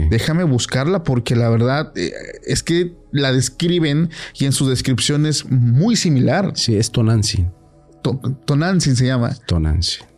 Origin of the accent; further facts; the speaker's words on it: Mexico; Como mexicanos, claramente. Como mexicanos.